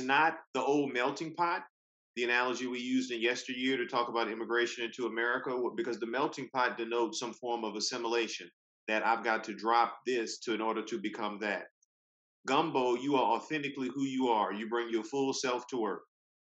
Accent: Louisiana, United States; now in Durham, United States; I'm from Louisiana

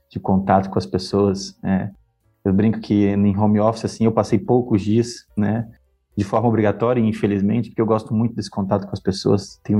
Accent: Porto Velho, Rondônia, Brazil; also born or lived in Acre / Amazonas / Maranhão / Minas Gerais; now in Paraná, Brazil; Eu sou natural de Porto Velho, Rondônia, né? Nasci e morei muito tempo lá. Só que em virtude da carreira que meus pais tinham, né? Eu transferia bastante. Então, eu morei no Acre, no Amazonas, Maranhão, Minas Gerais

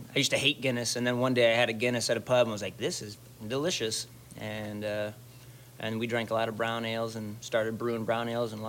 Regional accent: Northern Indiana, United States; moved away as an adult; now in Florida, United States; Northern Indiana.

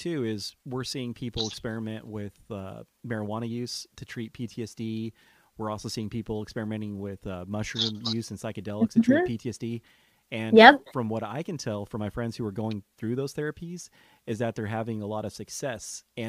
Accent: California, United States; Well, being a Californian, I would say anxiety is probably the norm, because think about the state that you live in.

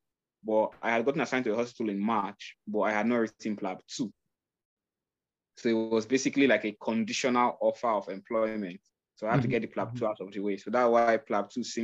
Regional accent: Nigeria; I'm Nigerian

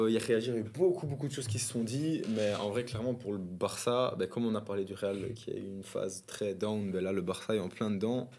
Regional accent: Belgium; nous, comme en tant que Belges

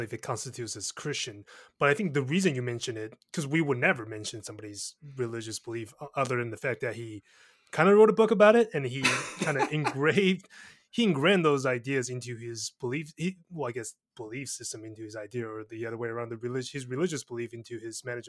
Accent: Taiwan; I'm from Taiwan

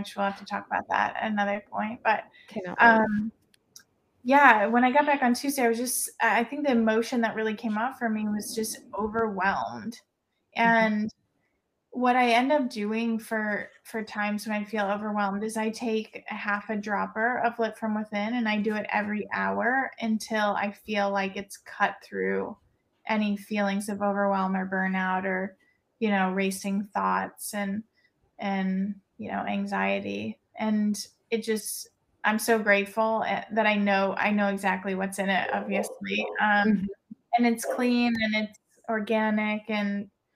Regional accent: Missouri, United States; moved away; I'm from Missouri originally.

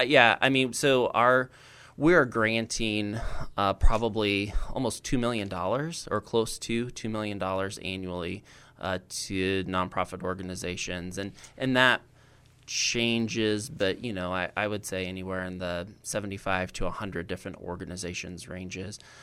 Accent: Roseville, Illinois, United States; I'm originally from Roseville

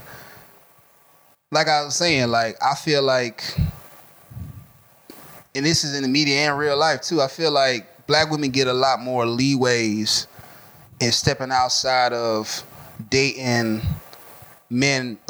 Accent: Atlanta, Georgia, United States; I was born in Grady

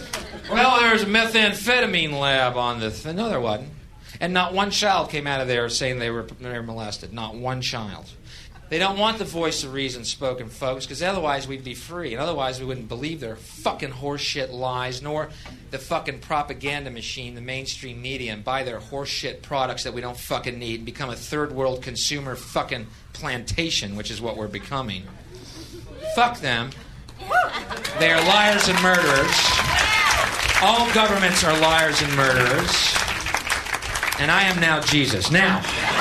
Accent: Texas, United States; I'm from Texas

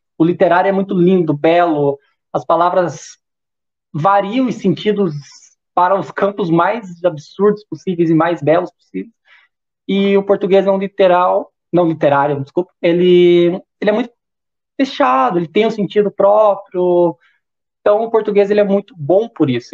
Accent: South Region, Brazil; sou do Sul.

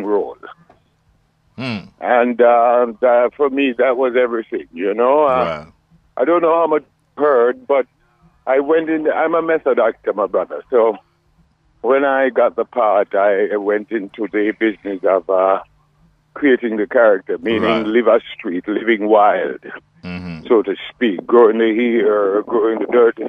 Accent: Kingston, Jamaica; I was all over Kingston, but mainly a Kingstonian.

